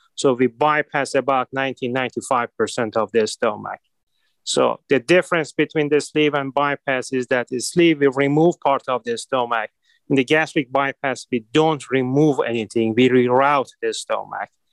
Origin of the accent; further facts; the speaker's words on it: Iran; now in Cleveland, United States; I was born and raised in Iran